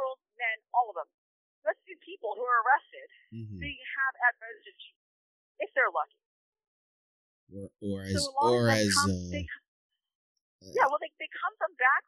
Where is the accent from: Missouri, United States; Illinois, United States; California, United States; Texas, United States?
California, United States; Orange County; I'm from Orange County, which is actually an expensive area